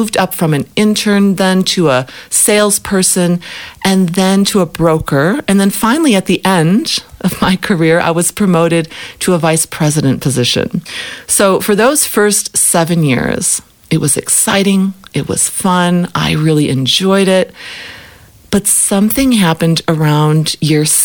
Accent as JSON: {"language": "English", "town": "Chicago", "region": "Illinois", "country": "United States", "tie": "born or raised there", "moved": "as an adult", "lives_now": "Africa", "said": "I grew up in Chicago"}